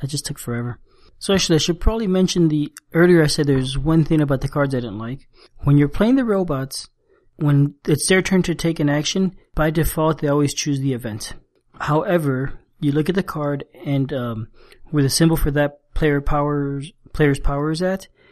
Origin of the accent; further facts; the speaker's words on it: South Florida, United States; moved away as an adult; also born or lived in Cuba / Spain / San Francisco, United States; now in South Carolina, United States; we moved to the U.S. and I grew up in Florida, South Florida, so not far from Cuba